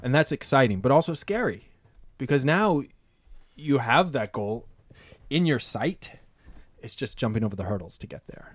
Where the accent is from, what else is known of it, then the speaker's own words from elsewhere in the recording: East Coast, United States; moved away as an adult; now in San Francisco, United States; I'm an East Coast sailor. I grew up sailing on the Bay.